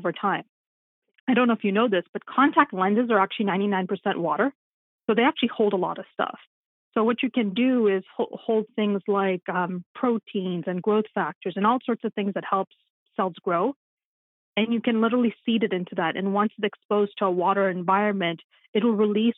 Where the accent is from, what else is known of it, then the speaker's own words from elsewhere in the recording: Nairobi, Kenya; moved away; when I was in school in Nairobi, which is my hometown, Nairobi, Kenya is where I'm from